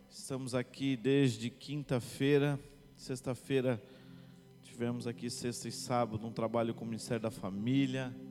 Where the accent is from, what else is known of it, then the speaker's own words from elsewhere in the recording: Itajaí, Santa Catarina, Brazil; sou lá de Itajaí, Santa Catarina.